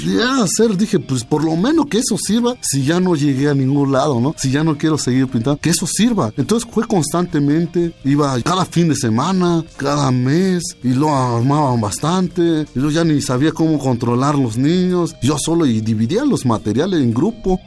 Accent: Sierra Mazateca, Oaxaca, Mexico; Estaba yo dando talleres en mi pueblo. Empecé a ir a invitarle a mis paisanos

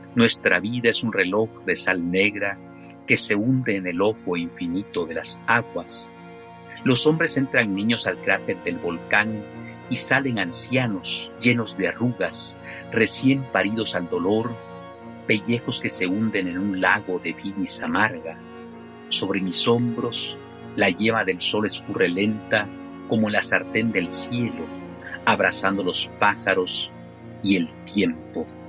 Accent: Chiapas, Mexico; moved away as an adult; also born or lived in Mexico City; de mi propia experiencia como chiapaneco, como mexicano, que pues migré a, la Ciudad de México durante muchos años

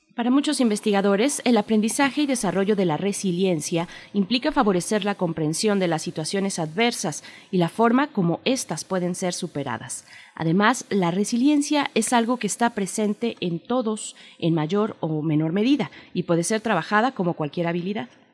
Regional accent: Mexico; venimos como sociedad mexicana

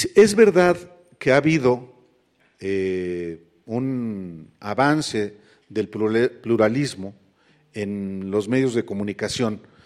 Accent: State of Mexico, Mexico; para que los que allá vivíamos pudiéramos educarnos

